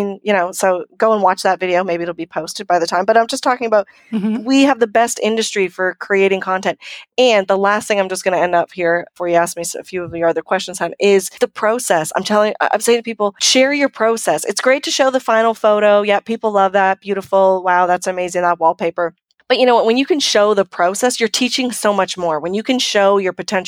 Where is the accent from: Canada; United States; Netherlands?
Canada; I'm from Canada